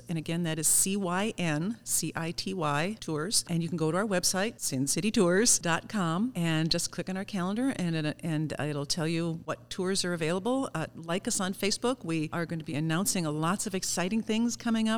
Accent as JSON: {"language": "English", "town": "Saint Paul", "region": "Minnesota", "country": "United States", "tie": "born or raised there", "said": "I love my hometown so much. I can't believe I get paid to do this, to talk about my hometown."}